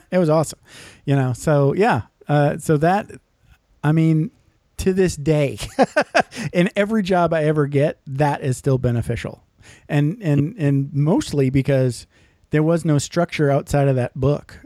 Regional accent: Michigan, United States; I grew up in Michigan

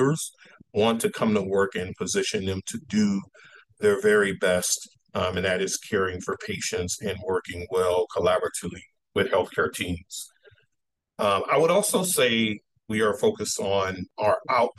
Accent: Texas, United States; moved away; I'm originally from Texas, and being common from Texas, I was very active in sports

